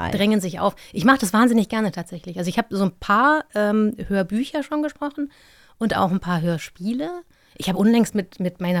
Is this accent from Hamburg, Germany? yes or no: no; Mainz, Rhineland-Palatinate, Germany; ich bin ja in Mainz aufgewachsen.